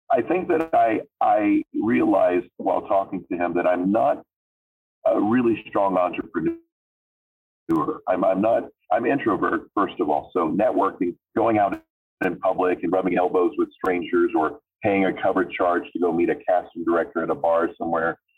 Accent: Florida, United States; accent: southern twang; I'm from Florida, and when I was growing up as a, as a boy, I would very frequently say things like, "Oh, I got an idea," you know, so there was a little twang, you know, a little little southern thing

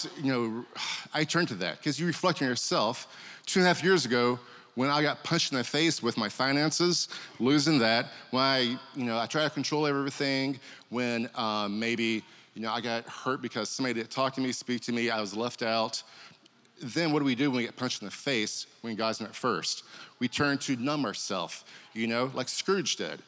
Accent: Kentucky, United States; Growing up, I grew up in Kentucky

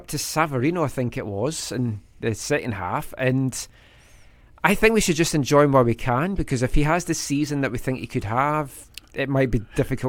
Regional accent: Scotland, United Kingdom; moved away; I'm Scottish.

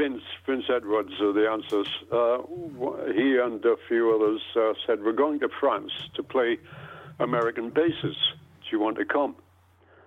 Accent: South Shields, North East England, United Kingdom; I'm Geordie working class.

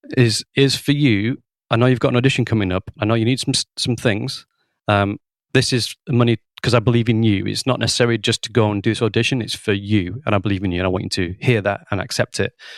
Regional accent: Lancashire, North West England, United Kingdom; also born or lived in Guildford, Surrey / Bristol; I'm from Lancashire, and I studied A level music

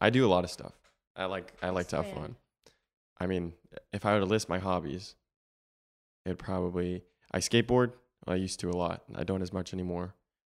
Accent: Florida, United States; born there; I'm 19 years of age. I was born in January 6th, 2003. In Florida.

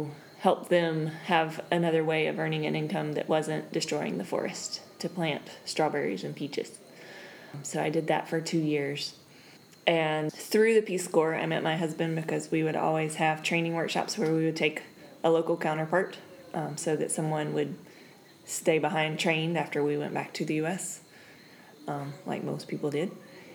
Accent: South Carolina, United States; moved away as an adult; now in Buena Vista, Bolivia; I grew up in South Carolina. And basically never left until I graduated from college.

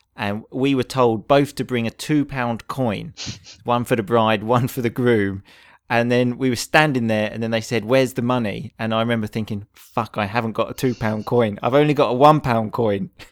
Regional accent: England, United Kingdom; in England, we either go abroad or we go away for the weekend

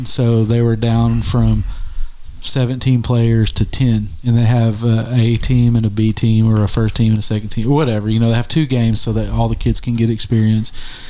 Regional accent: Arkansas, United States; also born or lived in Ohio; now in Russellville, United States; I moved back home to Arkansas

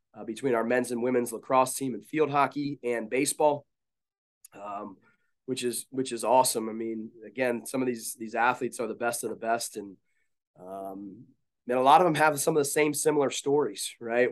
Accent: Baltimore, Maryland, United States; now in Salisbury, United States; I grew up in the Baltimore area

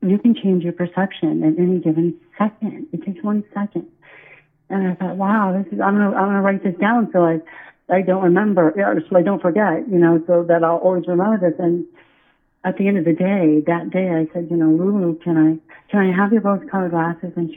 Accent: Iowa, United States; now in New England, United States; I'm from Iowa

